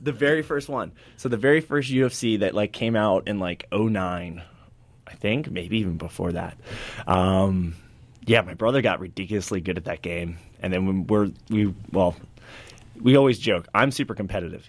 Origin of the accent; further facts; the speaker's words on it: Hagerstown, Maryland, United States; my hometown, Hagerstown, Maryland